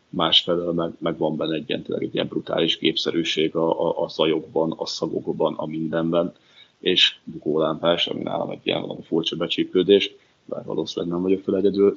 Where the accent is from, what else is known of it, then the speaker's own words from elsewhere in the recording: Bačka Topola, Vojvodina, Serbia; now in Hungary; topolyára, szülővárosomba